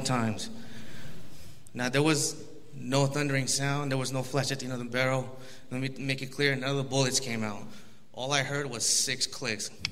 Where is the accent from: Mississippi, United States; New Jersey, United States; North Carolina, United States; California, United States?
California, United States; Los Angeles; I was born in Los Angeles, California, 1987.